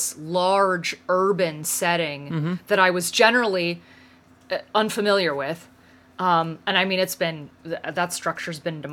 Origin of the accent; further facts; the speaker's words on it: Western Pennsylvania, United States; I grew up in Western Pennsylvania